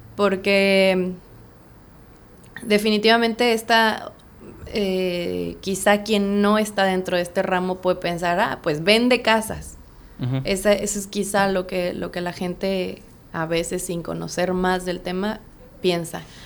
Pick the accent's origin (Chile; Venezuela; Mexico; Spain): Mexico; Mexico City; moved away as an adult; now in Playa del Carmen, Mexico; soy originaria de Ciudad de México y pues tengo aquí ya radicando en Playa del Carmen cuatro años y medio